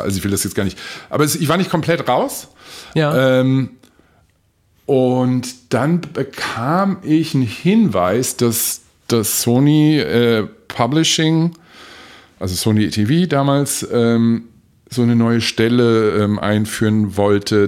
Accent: Frankfurt, Hesse, Germany; also born or lived in Oberursel; wir sind beide in Frankfurt geboren und sind dann irgendwann Anfang der oder Anfang Mitte 70er nach in einen Vorort gezogen, Oberursel.

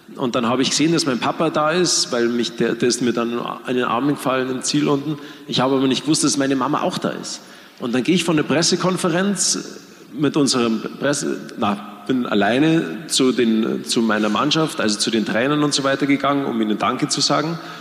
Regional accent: Germany; wir Deutsche

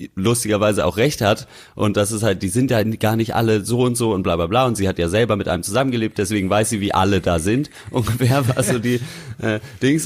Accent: Berlin, Germany; moved away; also born or lived in East Germany; ich bin ja auch in Berlin geboren quasi

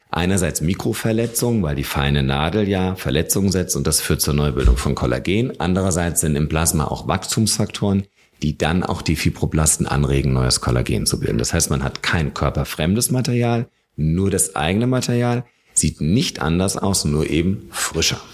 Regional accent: Germany; also born or lived in Munich; Bei uns in Deutschland

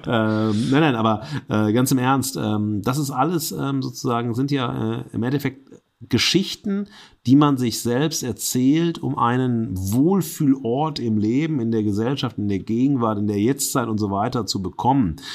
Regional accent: Duisburg, North Rhine-Westphalia, Germany; aus meiner Heimatstadt Duisburg

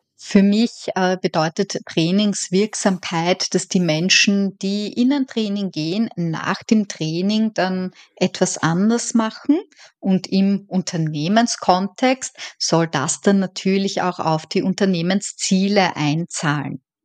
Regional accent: Vienna, Austria; moved away as an adult; also born or lived in Eisenstadt, Burgenland; now in Dublin, Ireland; wie man wahrscheinlich hören kann, ich bin Österreicherin

